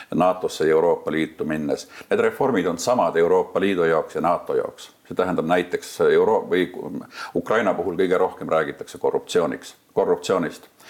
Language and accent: Estonian; Maardu, Harju County, Estonia; mina olen õppinud sellises koolis mõne aasta küll ainult, kui ma elasin lapsena Kallaveres mis praegu kannab nime Maardu